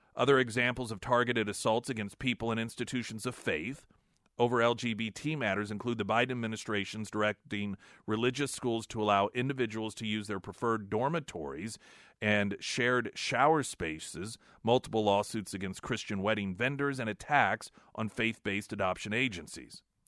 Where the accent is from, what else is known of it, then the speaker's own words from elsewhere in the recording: United States; as an American